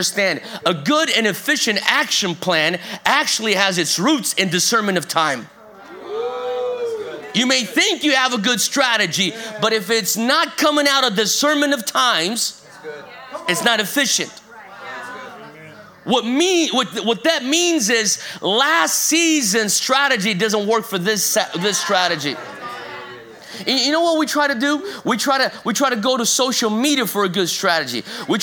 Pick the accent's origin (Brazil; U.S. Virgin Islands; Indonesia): Brazil; moved away; also born or lived in North Carolina, United States; I moved from America back to Brazil, where I'm originally from Brazil, and spent a good chunk of my time here in America.